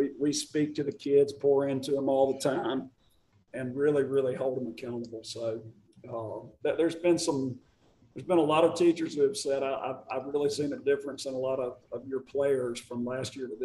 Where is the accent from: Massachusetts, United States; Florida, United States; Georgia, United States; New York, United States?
Georgia, United States; Marietta; I'm from Marietta